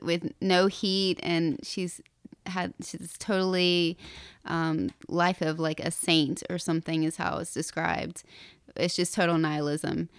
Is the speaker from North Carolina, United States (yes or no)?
yes; Appalachia, North Carolina, United States; moved away as an adult; now in New York City, United States; I grew up in Appalachia and went to very terrible public schools